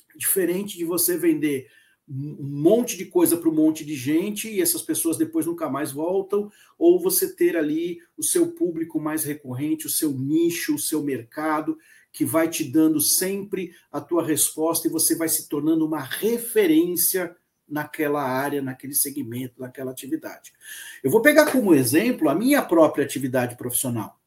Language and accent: Portuguese; Santos, São Paulo, Brazil; Sou nascido na cidade de Santos, cresci aqui na cidade de Santos até o início da minha vida, do final da minha adolescência, início da minha vida profissional, quando eu me mudei para São Paulo, capital